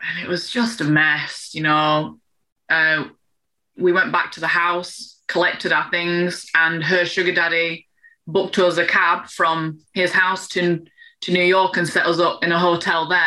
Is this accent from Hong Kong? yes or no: no; England, United Kingdom; I'm English